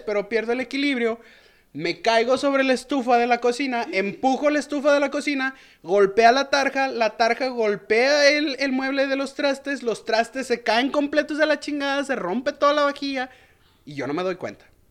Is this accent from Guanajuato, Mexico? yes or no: yes; León, Guanajuato, Mexico; yo soy de, de, de León, Guanajuato. Y no, no soy chilango.